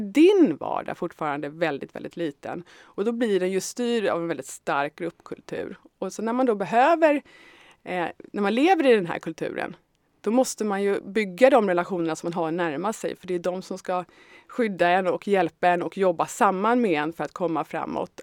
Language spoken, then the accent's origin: Swedish; Tyresö, Stockholm County, Sweden; also born or lived in Södermalm, Stockholm; jag kommer från Tyresö ursprungligen och har levt stora delar av mitt liv på Södermalm.